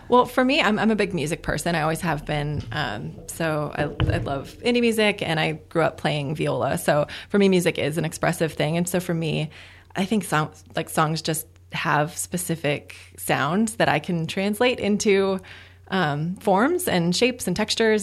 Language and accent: English; Midwest, United States; now in Arizona, United States; I'm from the Midwest